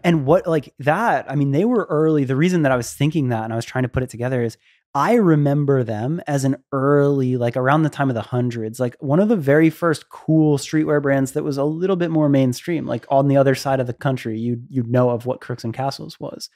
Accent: Florida, United States; moved away; I grew up in Florida

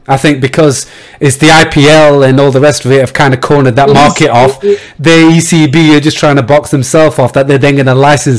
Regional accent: Yorkshire and the Humber, United Kingdom; I'm from Yorkshire.

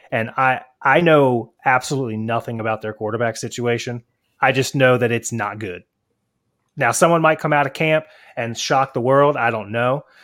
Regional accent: Virginia, United States; I'm not from Georgia. I'm from Virginia

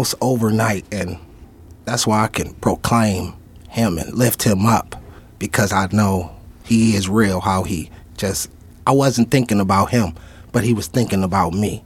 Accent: Canton, Ohio, United States; also born or lived in Akron, Ohio; I'm from Canton

